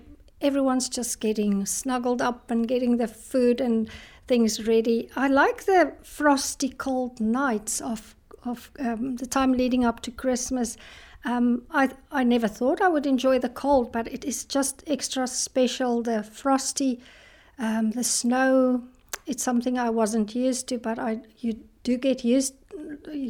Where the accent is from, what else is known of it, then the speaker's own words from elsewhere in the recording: South Africa; now in Scotland; I'm from South Africa.